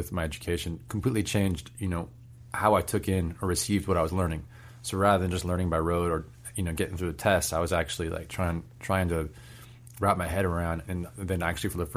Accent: Bay Area, California, United States; also born or lived in London; growing up in a place like the Bay Area

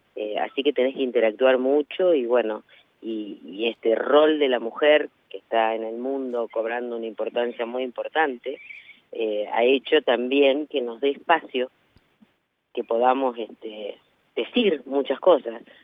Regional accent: Navarro, Buenos Aires Province, Argentina; desde mi pueblo

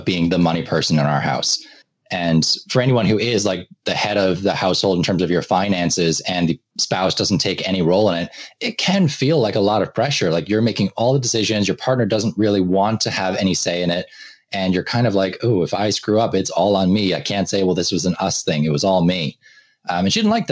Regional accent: Ireland; moved away as an adult; also born or lived in Boston, United States; now in United States; I came from Ireland. So I did my high school and undergraduate education in Ireland, moved to the U.S.

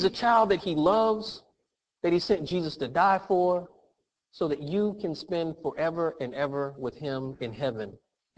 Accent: United States; I'm from America. This is where I grew up. I am American

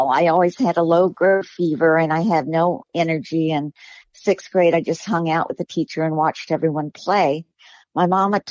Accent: Miami, Florida, United States; I was born in Miami. I lived in a small little house with my mama and my dad and two siblings.

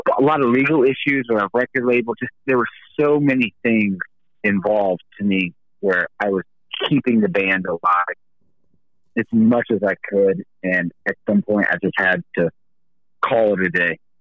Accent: the South, United States; I grew up in the South

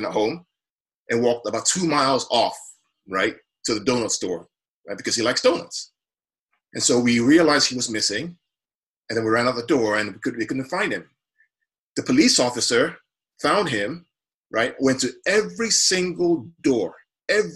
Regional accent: Nigeria; now in United States; I came from Nigeria, where I grew up, you know, under the Abacha and the Babangida years

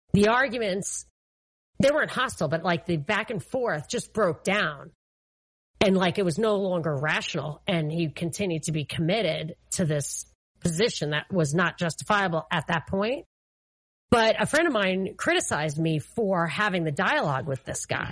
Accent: New York, United States; I'm from New York

